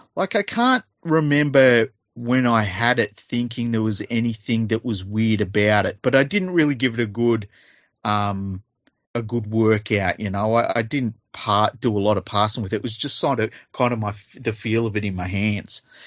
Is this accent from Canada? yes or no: no; Australia; I'm Australian